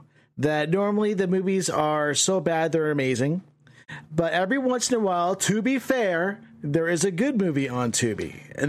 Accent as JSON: {"language": "English", "country": "Canada", "said": "As a Canadian"}